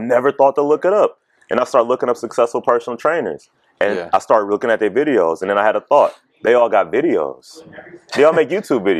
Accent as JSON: {"language": "English", "town": "Mansfield", "region": "Ohio", "country": "United States", "also_born_or_lived": "Columbus, Ohio", "said": "Mansfield, Ohio."}